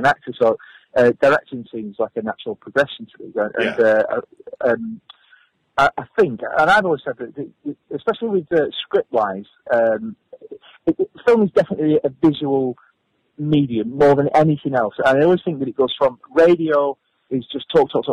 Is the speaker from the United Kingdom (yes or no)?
yes; Accrington, North West England, United Kingdom; I'm from Accrington. I grew up as a welder